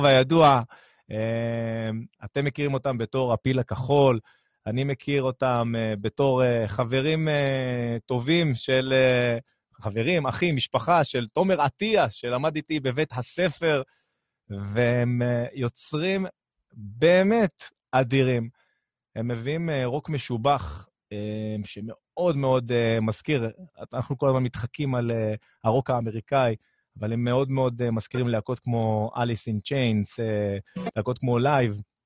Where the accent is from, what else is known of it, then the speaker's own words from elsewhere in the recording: Ashkelon, Southern District, Israel; moved away; אני אשקלוני במקור, עיר קטנה בדרום על הים